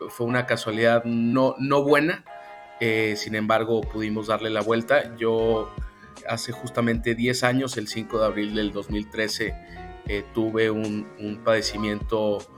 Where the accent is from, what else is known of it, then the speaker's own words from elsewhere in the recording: San Luis Potosí, Mexico; yo soy originario de San Luis Potosí, he nacido, crecido, aquí me desempeño. La verdad me, me encanta mi ciudad, me encanta México